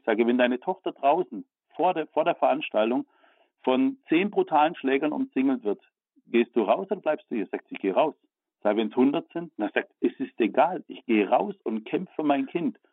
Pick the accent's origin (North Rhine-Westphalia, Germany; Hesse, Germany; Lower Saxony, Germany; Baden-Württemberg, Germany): Baden-Württemberg, Germany; ich komme aus Baden-Württemberg